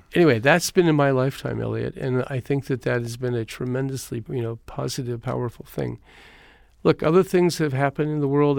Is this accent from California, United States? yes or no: yes; Eureka, California, United States; born or raised there; now in Los Angeles, United States